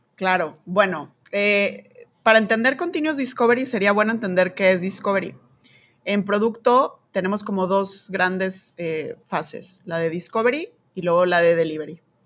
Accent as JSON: {"language": "Spanish", "country": "Mexico", "said": "soy mexicana"}